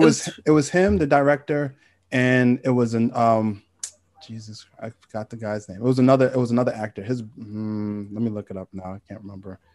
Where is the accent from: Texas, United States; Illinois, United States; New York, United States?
New York, United States; New York City; I'm from Queens